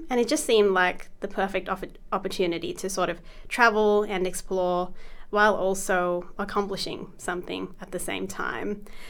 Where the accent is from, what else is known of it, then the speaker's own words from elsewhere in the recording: Australia; So as you mentioned, I'm from Australia, and I've been studying the Bachelor of Communications at Charlestown University in Australia.